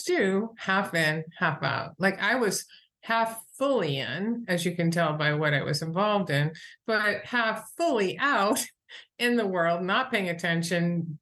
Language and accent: English; New Hampshire, United States; also born or lived in Boston; I'm from New Hampshire. And I went to school in Boston.